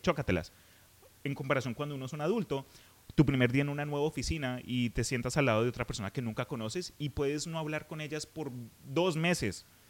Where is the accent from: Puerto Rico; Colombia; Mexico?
Colombia; En Colombia, de donde soy yo